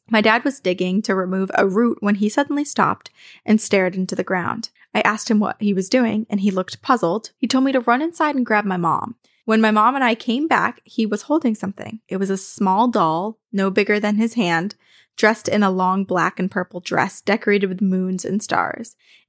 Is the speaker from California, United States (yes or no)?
no; New Kent, Virginia, United States; I grew up in New Kent, Virginia, a very small town near Williamsburg, with more cows and cornfields than people.